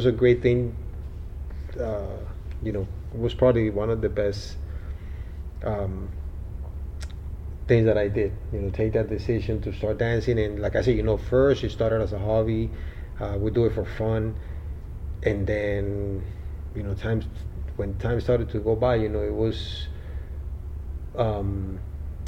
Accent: Bogotá, Bogotá Capital District, Colombia; now in Miami, United States; I was born in Colombia, Bogota, Colombia.

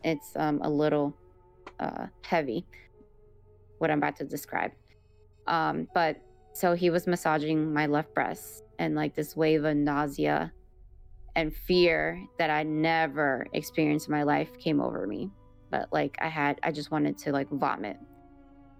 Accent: Miami, Florida, United States; I was born in Miami, Florida, raised in, you know, the United States

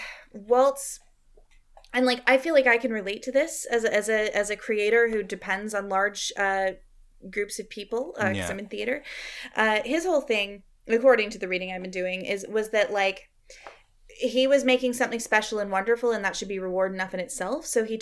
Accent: Canada; We're both Canadian

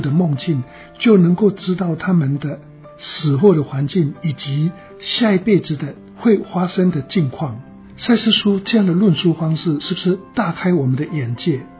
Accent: China; 我觉得这个跟我们中国人的道家的一些想法是蛮相近的。

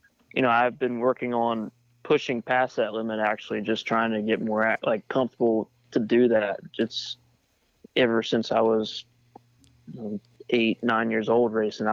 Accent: Pennsylvania, United States; I grew up in Pennsylvania

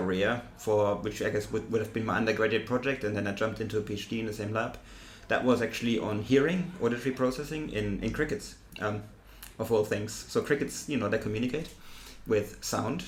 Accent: Germany; accent: German; English is a second language; moved away as an adult; also born or lived in Cambridge, United Kingdom / Tübingen, Germany; now in Sussex, United Kingdom; you can tell from my accent, I'm German

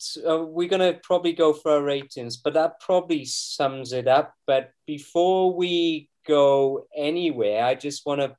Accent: Wales, United Kingdom; I'm Welsh!

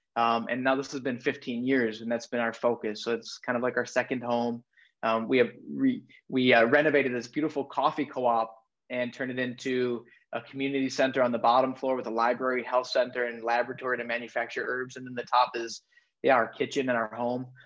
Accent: Madison, Wisconsin, United States; I'm from Madison, Wisconsin

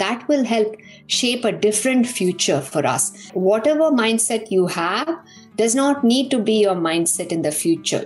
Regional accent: Coimbatore, Tamil Nadu, India; moved away as an adult; also born or lived in Pilani, Rajasthan, India; now in United States; I grew up in Tamil Nadu, in Coimbatore, and I was raised by a single mother

